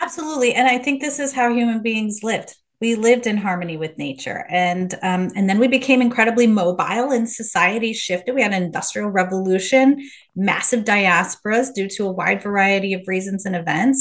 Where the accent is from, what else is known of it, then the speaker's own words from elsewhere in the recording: Midwest, United States; moved away as an adult; also born or lived in Los Angeles, California; I'm from Midwest, went to U